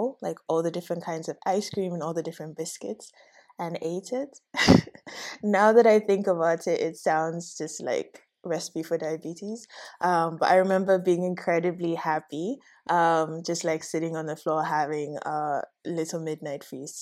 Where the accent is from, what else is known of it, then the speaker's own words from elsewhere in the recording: Ghana; I grew up in Okosumbo, and so it was me and my sister